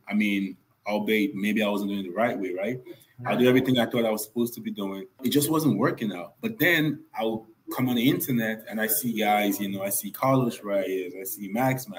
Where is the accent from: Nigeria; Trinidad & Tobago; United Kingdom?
Nigeria; moved away as an adult; also born or lived in New York, United States; now in Atlanta, United States; I am originally Nigerian. I was born in Nigeria. I actually didn't leave Nigeria until I was 20 years old